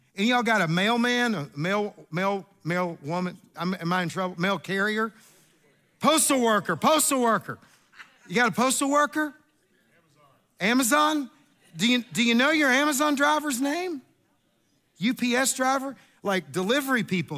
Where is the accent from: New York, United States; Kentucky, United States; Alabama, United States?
Kentucky, United States; I am from Kentucky